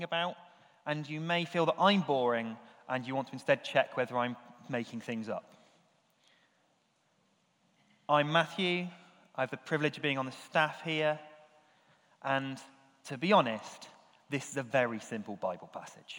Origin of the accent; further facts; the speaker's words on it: United Kingdom; we're British, and physical affection, not really the done thing for us